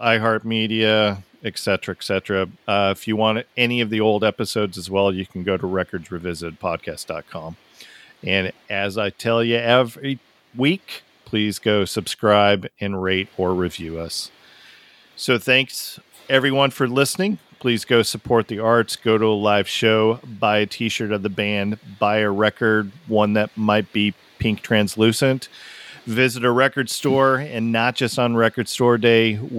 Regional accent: United States; I'm American

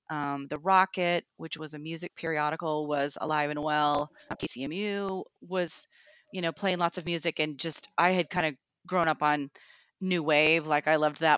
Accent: Kennewick, Washington, United States; moved away as an adult; also born or lived in Seattle / France; i grew up in the tri-cities which is eastern washington state for those who don't know in kennewick

